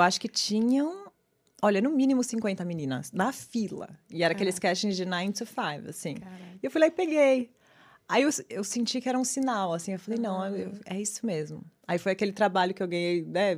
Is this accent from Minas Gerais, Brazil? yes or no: no; São Paulo, Brazil; moved away as an adult; now in New York City, United States; Nasci e cresci em São Paulo.